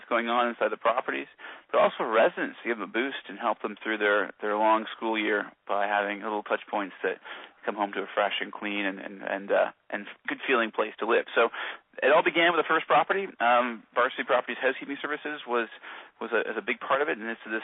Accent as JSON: {"language": "English", "town": "Kingston", "region": "Ontario", "country": "Canada", "tie": "born or raised there", "also_born_or_lived": "Toronto", "said": "I'm born and raised in Kingston."}